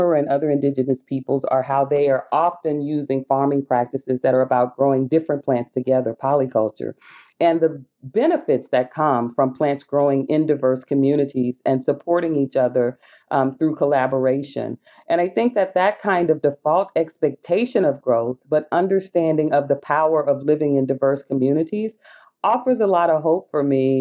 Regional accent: the South, United States; I'm from the South in the U.S., a descendant of enslaved people

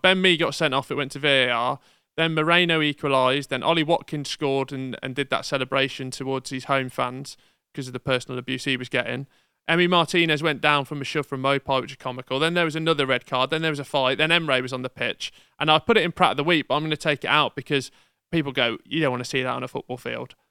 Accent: Bromsgrove, West Midlands, United Kingdom; my hometown Bronx Grove was on G M T V

